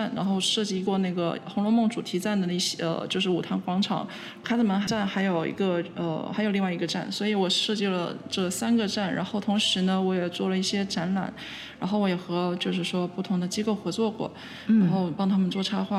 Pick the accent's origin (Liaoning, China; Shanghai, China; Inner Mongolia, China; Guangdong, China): Guangdong, China; Guangzhou; now in Montreal, Canada; 呃，我是呃我的家来自呃广州。对，